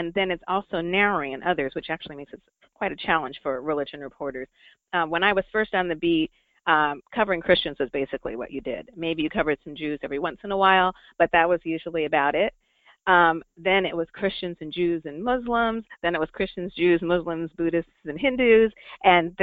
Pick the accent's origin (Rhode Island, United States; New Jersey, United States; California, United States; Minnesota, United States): Rhode Island, United States; moved away; also born or lived in upstate New York / Orlando; my home state of Rhode Island